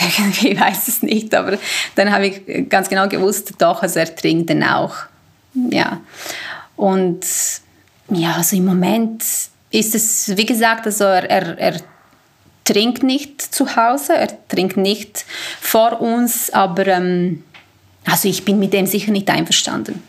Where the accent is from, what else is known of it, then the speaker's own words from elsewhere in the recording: Serbia; also born or lived in Basel-Landschaft, Switzerland; now in Switzerland; Ich komme ursprünglich aus Serbien